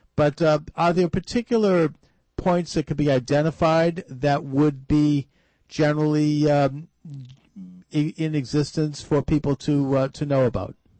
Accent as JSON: {"language": "English", "region": "Massachusetts", "country": "United States", "said": "governor of the Commonwealth of Massachusetts, my home state"}